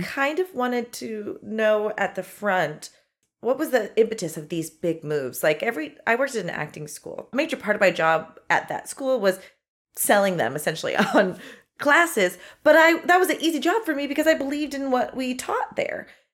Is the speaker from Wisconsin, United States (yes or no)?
no; Los Angeles, California, United States; moved away as an adult; now in Chicago, United States; I'm from Los Angeles originally